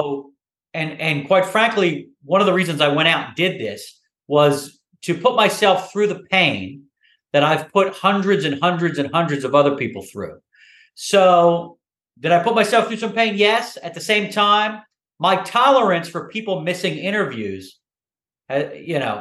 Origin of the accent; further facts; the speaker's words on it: Philadelphia, Pennsylvania, United States; I'm a Philly guy